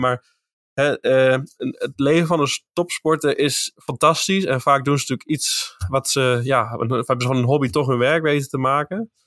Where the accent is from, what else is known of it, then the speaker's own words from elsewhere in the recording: eastern Netherlands, Netherlands; in het oosten van het land waar ik vandaan kom